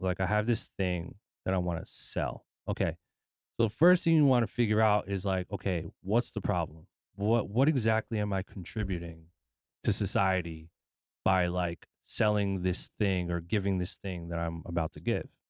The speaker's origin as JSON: {"language": "English", "country": "United States", "tie": "born or raised there", "said": "I was born in America, but I'm Filipino"}